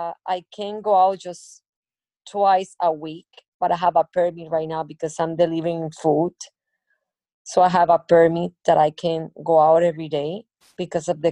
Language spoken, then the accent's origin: English; Barranquilla, Atlántico, Colombia; I'm from Barranquilla